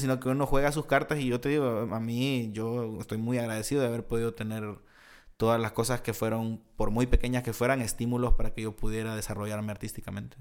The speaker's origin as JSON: {"language": "Spanish", "country": "El Salvador", "moved": "as an adult", "said": "cuando yo me vine a vivir aquí, yo estaba teniendo muchos conflictos en El Salvador por situaciones sociales allá"}